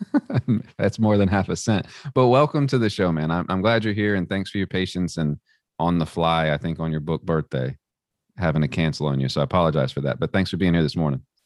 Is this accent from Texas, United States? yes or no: yes; Texas, United States; the community I grew up in Texas